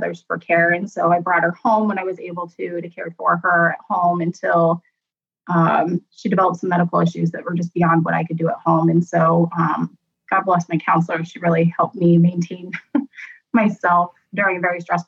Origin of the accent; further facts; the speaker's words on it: Columbus, Ohio, United States; also born or lived in Shreveport, Louisiana; I grew up here in the Columbus, Ohio area all of my life